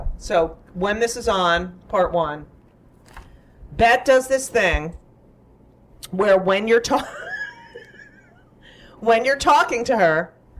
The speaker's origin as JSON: {"language": "English", "region": "New Jersey", "country": "United States", "tie": "born or raised there", "said": "I grew up in New Jersey a lot."}